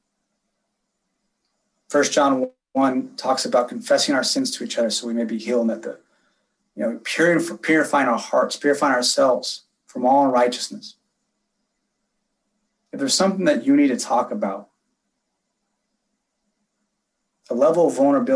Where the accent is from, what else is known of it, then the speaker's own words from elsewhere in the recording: California, United States; moved away as an adult; also born or lived in San Diego / Long Beach; now in Las Vegas, United States; I grew up, born and raised in California, was there for 34 years